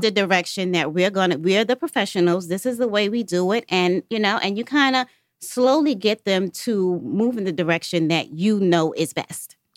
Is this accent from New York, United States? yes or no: yes; New York, United States; moved away as an adult; now in Atlanta, United States; I'm literally from New York. I've been in Atlanta for about eight years now